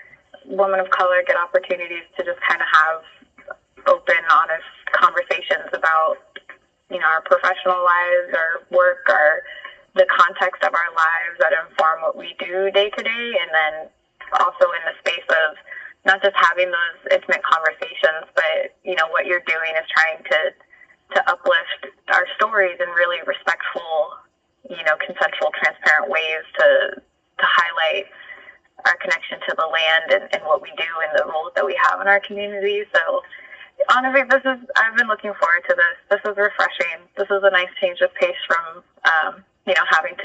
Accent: Houston, Texas, United States; also born or lived in central Louisiana; now in Baton Rouge, United States; my family originally is from this little village in Kasachi Forest in central Louisiana, but I grew up in Houston

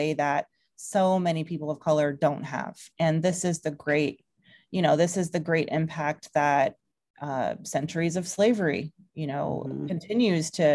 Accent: Atlanta, Georgia, United States; moved away as an adult; now in New York, United States; a woman of color who grew up in the South. I'm from Georgia originally. I kind of grew up in the suburbs around Atlanta

